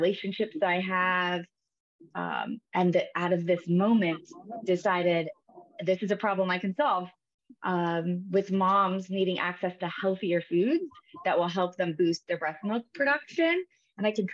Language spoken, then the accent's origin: English; Iowa, United States; I am a Midwest girl. So I grew up in the Midwest in Iowa